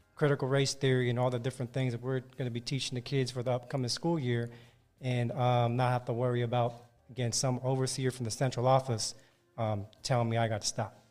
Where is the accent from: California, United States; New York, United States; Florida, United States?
California, United States; San Francisco Bay Area; now in Los Angeles, United States; Bay Area, born and raised in the Bay Area, San Francisco Bay Area